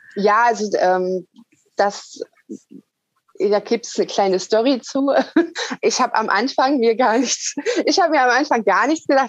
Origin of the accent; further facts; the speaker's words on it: Lower Saxony, Germany; moved away; geht ja irgendwann wieder in die Heimat. Also Niedersachsen ist ja mein Geburtsort